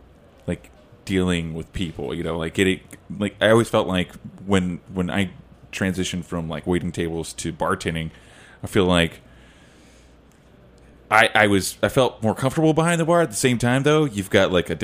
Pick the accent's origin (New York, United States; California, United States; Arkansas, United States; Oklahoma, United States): Oklahoma, United States; Lone Wolf; moved away; Growing up in a small town myself in Lone Wolf, Oklahoma